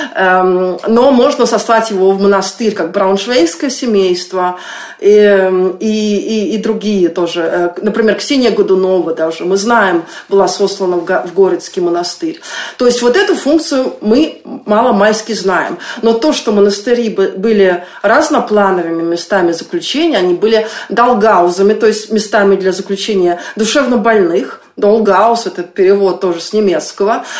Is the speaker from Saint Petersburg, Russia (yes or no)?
yes; Saint Petersburg, Russia; я еще росла в Ленинграде